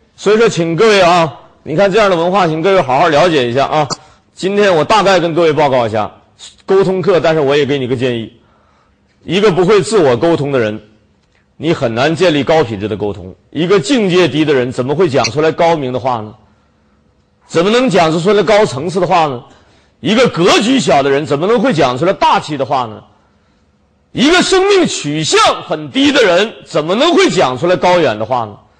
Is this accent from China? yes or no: yes; China; 我们中国人